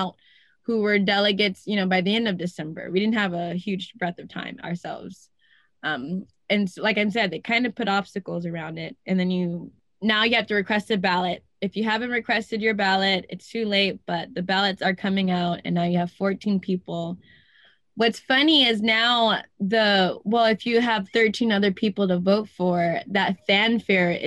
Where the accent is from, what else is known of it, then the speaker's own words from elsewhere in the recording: Los Angeles, California, United States; also born or lived in Culver City / Venice / West LA; I was raised in South LA. We used to call it South Central, but now it's South